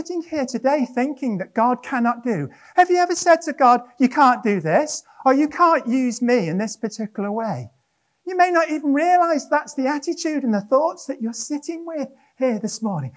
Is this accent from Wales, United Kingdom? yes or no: yes; Wrexham, Wales, United Kingdom; moved away; also born or lived in Llanelli / Cardiff / Monmouth; I was born in Wrexham in North Wales